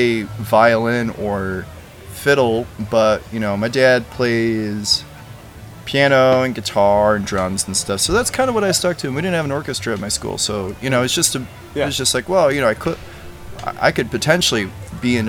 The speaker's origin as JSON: {"language": "English", "region": "Northwest Indiana", "country": "United States", "tie": "born or raised there", "also_born_or_lived": "Richmond, Virginia / New Orleans", "moved": "as an adult", "said": "I grew up in Northwest Indiana, about an hour from Chicago."}